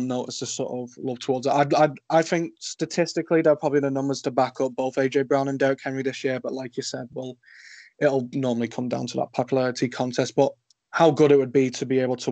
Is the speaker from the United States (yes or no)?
no; England, United Kingdom; I'm proud to say that I'm English or British